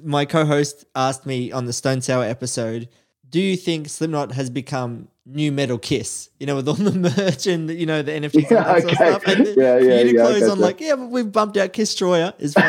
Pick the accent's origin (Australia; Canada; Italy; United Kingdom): Australia; I'm the Aussie hip hop guy.